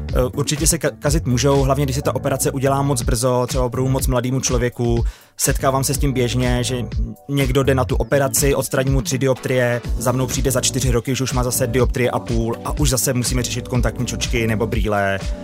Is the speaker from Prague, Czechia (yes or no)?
no; Kladno, Central Bohemian Region, Czechia; byla to škola na Kladně a já jsem z Kladna, měl jsem to deset minut z baráku